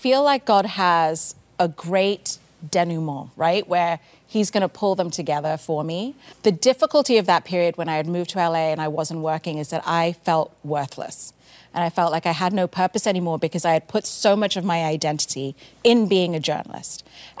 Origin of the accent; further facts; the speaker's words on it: South India, India; because we're from India, a particular part of India in the south.